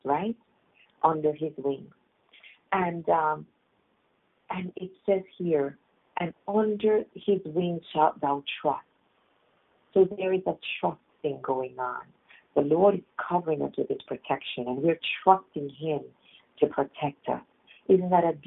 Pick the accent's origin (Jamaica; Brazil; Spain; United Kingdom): Jamaica; I grew up in Jamaica